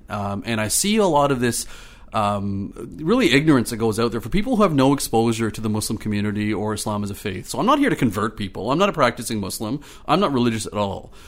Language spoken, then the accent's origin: English; Ottawa, Ontario, Canada; moved away as an adult; also born or lived in the Prairies / British Columbia / Marystown, Newfoundland / Clarenville, Newfoundland; now in Newfoundland, Canada; I grew up in Ottawa. I grew up in Orleans in the east end of Ottawa